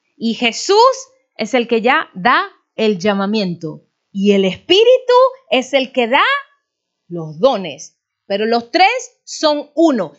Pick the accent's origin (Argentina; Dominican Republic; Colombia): Dominican Republic; moved away